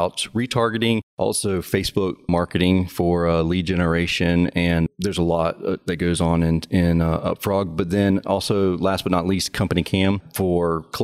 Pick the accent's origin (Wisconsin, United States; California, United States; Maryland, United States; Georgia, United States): Georgia, United States; South; I'm from South Georgia, so I everything's got drawn out.